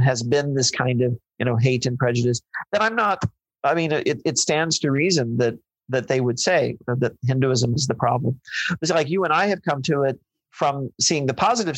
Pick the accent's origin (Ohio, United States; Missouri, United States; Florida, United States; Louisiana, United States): Missouri, United States; I grew up in Missouri